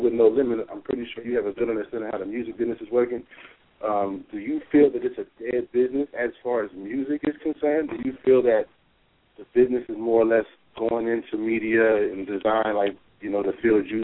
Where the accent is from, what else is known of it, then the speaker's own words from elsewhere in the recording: Dayton, Ohio, United States; I'm from Dayton, my bad. Kind of a dying city